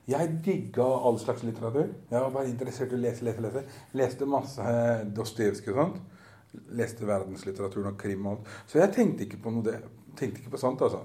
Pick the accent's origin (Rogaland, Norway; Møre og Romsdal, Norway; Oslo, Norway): Oslo, Norway; also born or lived in Groruddalen, Oslo; jeg er oppvokst på Grünerløkka nede i sentrum, så jeg er ikke fra østkanten.